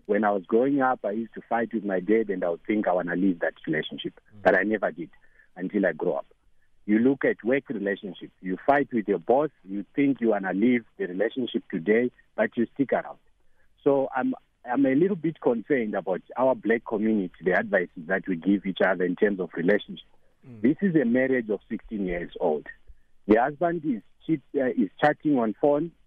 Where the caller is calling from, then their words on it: Johannesburg, Gauteng, South Africa; I'm calling from Joburg